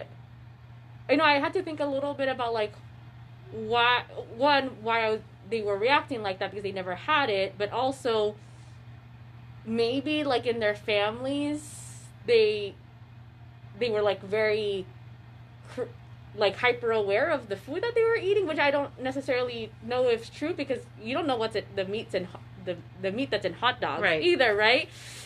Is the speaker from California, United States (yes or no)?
yes; Bay Area, California, United States; now in Spokane, United States; I'm from the Bay Area, and like, there's just such, you know, and I grew up with a lot of Filipino families